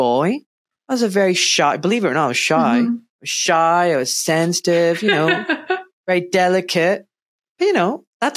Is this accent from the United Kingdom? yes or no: yes; Scotland, United Kingdom; moved away as an adult; now in England, United Kingdom; I was born in Scotland and grew up there and had an amazing education and childhood.